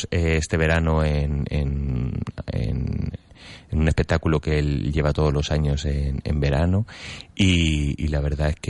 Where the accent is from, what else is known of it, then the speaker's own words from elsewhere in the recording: Ávila, Castile and León, Spain; yo soy de Ávila, castellano de pura cepa.